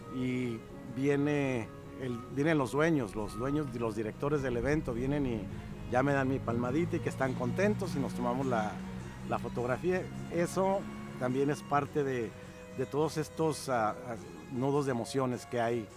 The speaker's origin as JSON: {"language": "Spanish", "region": "Baja California", "country": "Mexico", "tie": "born or raised there", "also_born_or_lived": "Tuxpan, Nayarit / Tijuana / Mexicali", "moved": "as an adult", "lives_now": "Los Angeles, United States", "said": "Salí muy chico al estado de Baja California, primero a Tijuana y de Tijuana a Mexicali. Y de Mexicali ya, después de mi adolescencia, ya me moví acá a Estados Unidos"}